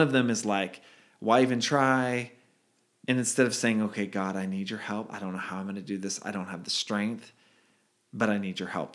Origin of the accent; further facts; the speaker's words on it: Redwood City, California, United States; I grew up o, on a, in a yellow house, uh, on Redwood Avenue in Redwood City, California